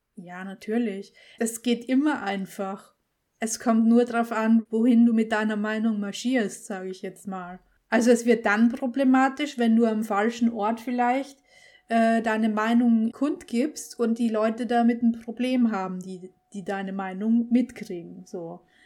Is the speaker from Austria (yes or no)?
yes; Austria; Österreicherin, ist es ja hier in unserem Land